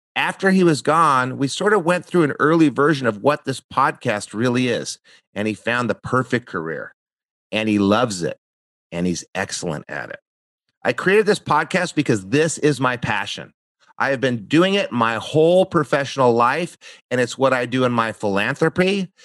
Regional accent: New Mexico, United States; moved away as an adult; also born or lived in Santa Barbara, California; I grew up in New Mexico

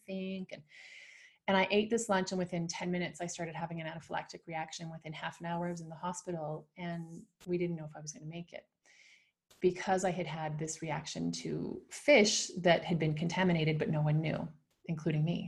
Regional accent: Canada; now in Switzerland; I'm from Canada and live in Switzerland with my Argentine husband

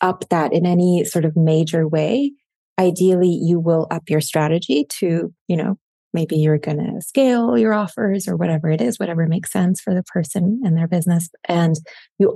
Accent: Switzerland; first language German; English is a second language; German is my first language. And then my household growing up, my parents, my dad is from Morocco. My mom is from Sicily. They met in London. I was born in Switzerland

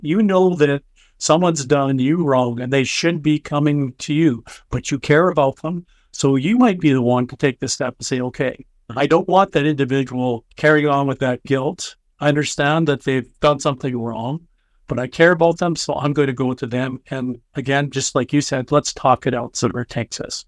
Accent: Canada; I'm Canadian

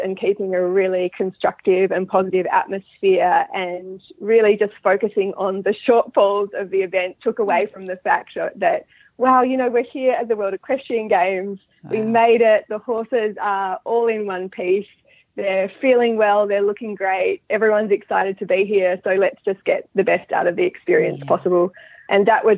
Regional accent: Australia; moved away as an adult; now in Dunedin, New Zealand; I'm originally from Australia. So I'm an Australian living in New Zealand. And I grew up breeding and riding horses in Australia.

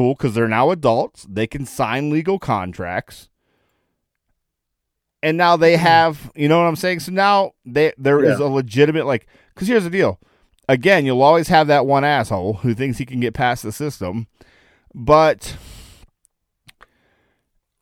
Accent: Akron, Ohio, United States; I'm from Akron, Ohio

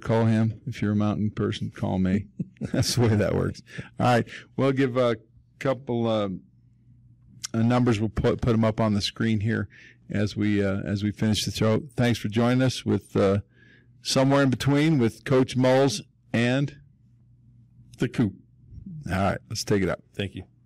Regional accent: Denver, Colorado, United States; been here my whole life, born and raised, born and raised in Park Hill

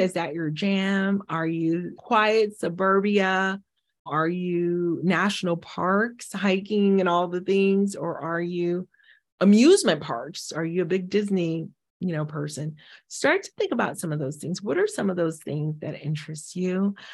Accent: Haiti; moved away; I'm from the Caribbean, I'm from Haiti originally

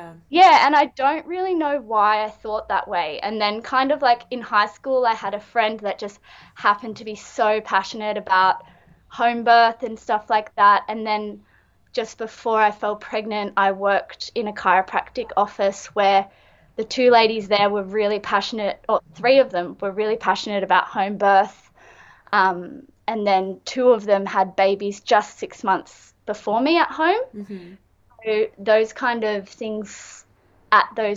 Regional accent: small beach town south of Sydney, New South Wales, Australia; I am an artist from Winuna, which is a small little beach town about an hour and a half south of Sydney.

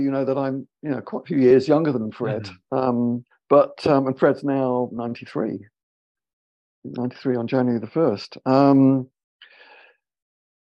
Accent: United Kingdom; British, you know, live in London.

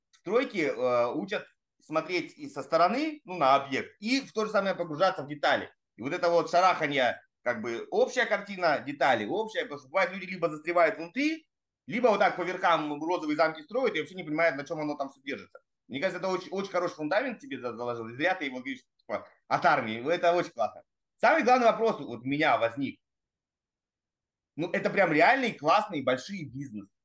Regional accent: Primorsky Krai, Russia; я с Дальнего Востока, турист, Владивосток, находка, я все это знаю, что мы были оторваны напрочь.

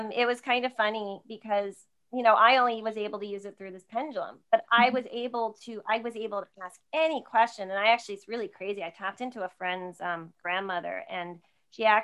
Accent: New Jersey, United States; I'm from Jersey

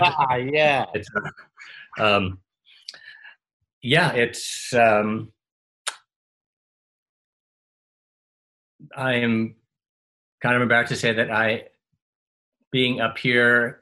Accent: Highland Park, New Jersey, United States; also born or lived in Ohio / Princeton, New Jersey; born in Ohio. The family moved before I was old enough to have any memories of that. So the first memories are really in Highland Park, New Jersey

